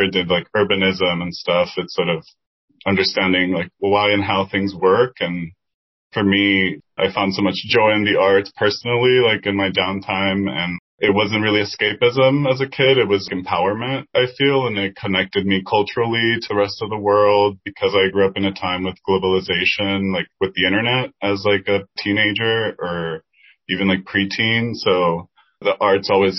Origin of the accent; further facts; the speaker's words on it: Dominican Republic; first language Spanish; English is a second language; now in Washington, D.C., United States; I grew up in Dominican Republic